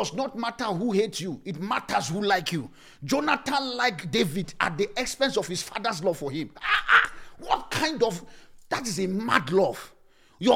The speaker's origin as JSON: {"language": "English", "country": "Nigeria", "moved": "yes", "lives_now": "South Africa", "said": "As a Nigerian guy"}